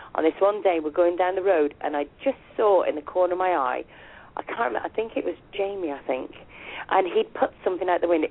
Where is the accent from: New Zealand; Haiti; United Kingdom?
United Kingdom; accent: UK; my UK accent